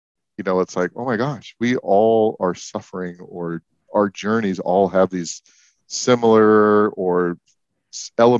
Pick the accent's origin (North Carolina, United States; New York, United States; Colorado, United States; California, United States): California, United States; San Francisco Bay Area; moved away; also born or lived in Denver; I grew up in the San Francisco Bay Area